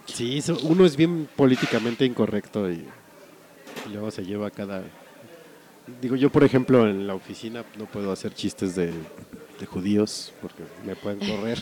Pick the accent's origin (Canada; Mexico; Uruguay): Mexico; como buen mexicano